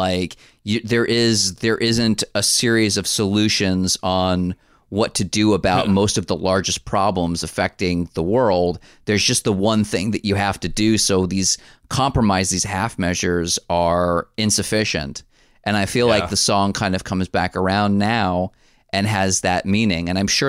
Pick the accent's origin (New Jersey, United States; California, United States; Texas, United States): New Jersey, United States; I grew up in New Jersey, take a drink, in 1987.